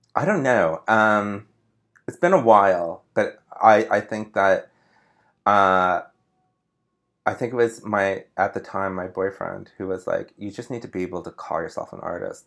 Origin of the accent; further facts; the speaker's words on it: Sparks, Nevada, United States; moved away as an adult; now in New York, United States; I grew up in Sparks, Nevada